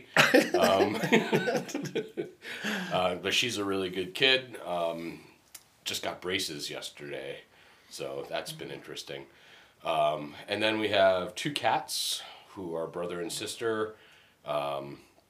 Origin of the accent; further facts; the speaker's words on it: Marlborough, Connecticut, United States; also born or lived in Middletown, Connecticut / Cromwell, Connecticut; now in East Haddam, United States; Originally, I grew up in Marlboro, Connecticut